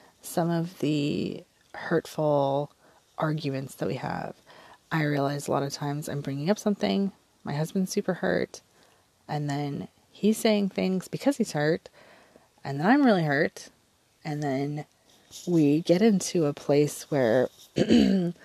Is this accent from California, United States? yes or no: yes; Southern California, United States; moved away as an adult; also born or lived in Orange County, California; now in Southern Oregon, United States; We were raised in Southern California